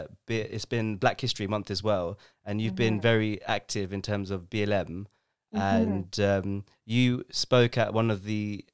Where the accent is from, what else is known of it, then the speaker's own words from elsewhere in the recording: London, United Kingdom; I'm from London.